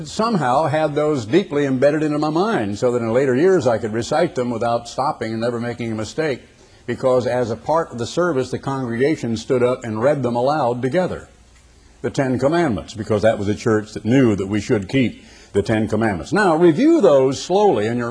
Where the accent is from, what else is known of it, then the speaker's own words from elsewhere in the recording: Oregon, United States; I was a boy growing up in the Oregon Conference of the Church of God